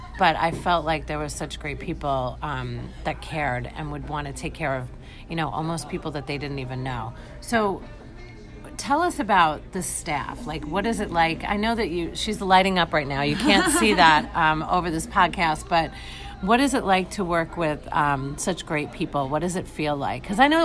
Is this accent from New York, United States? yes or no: yes; New York, United States; now in St. Petersburg, Florida, United States; I'm from New York